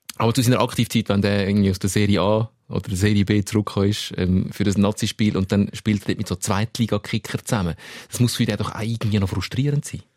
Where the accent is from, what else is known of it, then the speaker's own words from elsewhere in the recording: Switzerland; als, als Schweizer